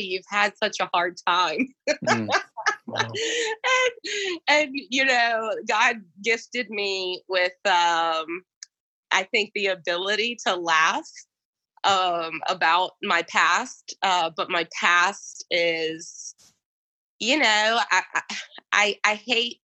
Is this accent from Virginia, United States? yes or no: yes; Goochland, Virginia, United States; moving back to my hometown in Goochland